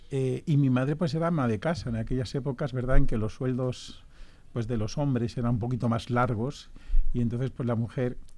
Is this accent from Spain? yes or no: yes; Madrid, Community of Madrid, Spain; no, yo soy, soy madrileño